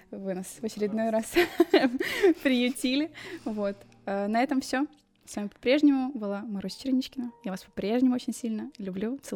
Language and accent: Russian; England, United Kingdom; Russian is a second language; я, я из Англии